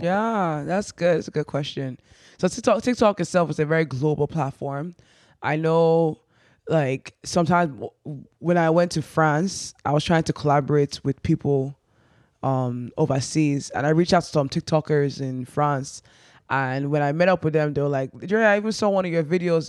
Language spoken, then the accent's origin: English; Nigeria; moved away; being proudly Nigerian